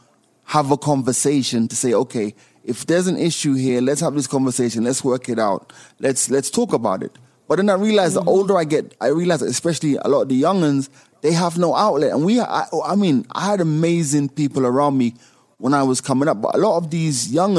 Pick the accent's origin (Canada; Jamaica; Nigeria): Jamaica; also born or lived in United Kingdom / United States; luckily I've had the exposure of growing up in the UK, growing up in Jamaica, you know, always been in the States.